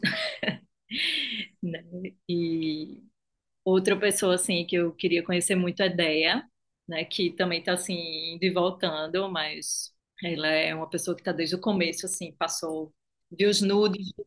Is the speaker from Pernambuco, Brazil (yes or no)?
yes; Recife, Pernambuco, Brazil; accent: Nordeste; Eu sou de Recife, pelo sotaque, acho que não tem como esconder muito, assim, que eu sou do Nordeste